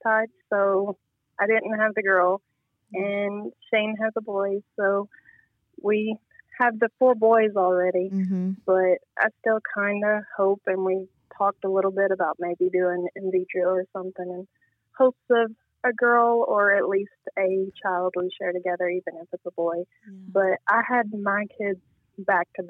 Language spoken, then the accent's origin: English; Nashville, Tennessee, United States; moved away as an adult; now in Cadiz, United States; I am originally from Nashville, Tennessee